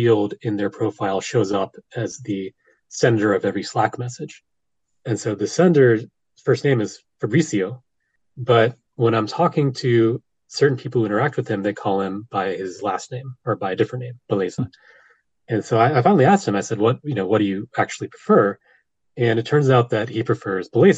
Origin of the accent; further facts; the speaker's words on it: United States; I'm an American. I don't really speak other languages.